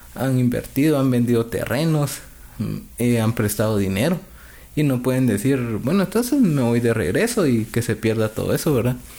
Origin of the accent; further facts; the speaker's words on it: Guatemala; moved away as an adult; also born or lived in California; now in Utah, United States; salí de Guatemala día lunes